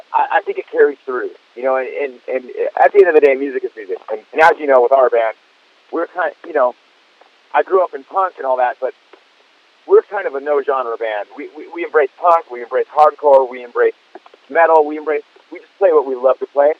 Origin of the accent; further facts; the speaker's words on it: Fullerton, California, United States; I'd be hanging out in Fullerton, my hometown